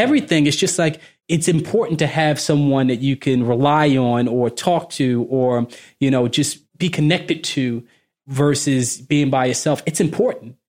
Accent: Baltimore, Maryland, United States; moved away; I'm originally from Baltimore

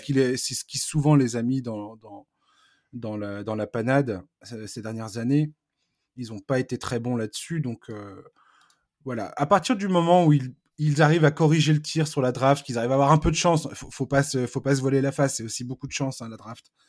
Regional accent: France; je vais parler français parce que je suis français

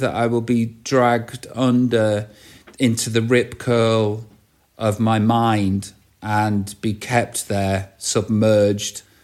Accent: Stoke-on-Trent, West Midlands, United Kingdom; accent: Stoke; growing up in Staffordshire

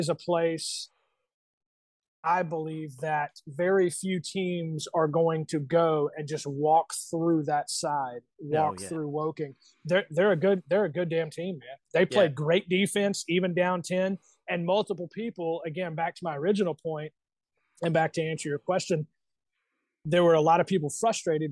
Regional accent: United States; as an American fan

